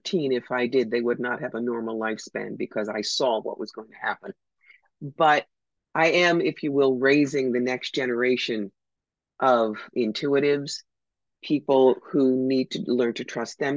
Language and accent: English; New York, United States; I'm from New York.